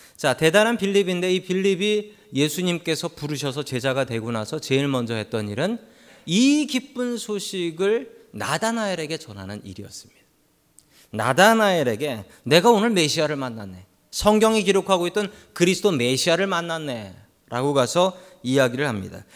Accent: Seoul, South Korea; moved away as an adult; now in San Francisco, United States; 저는 서울에서 태어났고 그리고 서울 바깥을 벗어난 적이 없으며 학교도 서울에서만 다녔고

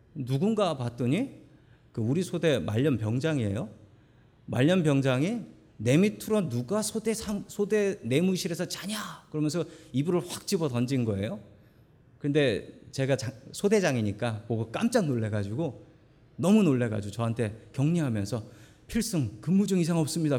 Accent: Seoul, South Korea; 저는 서울 사람입니다

